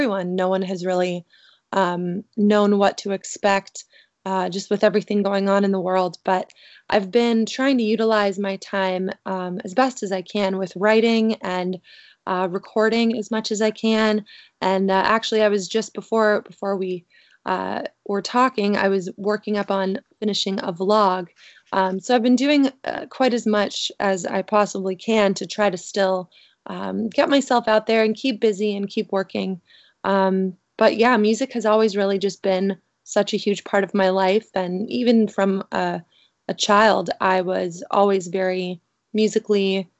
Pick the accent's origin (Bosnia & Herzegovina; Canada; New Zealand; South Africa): Canada; I'm originally from Canada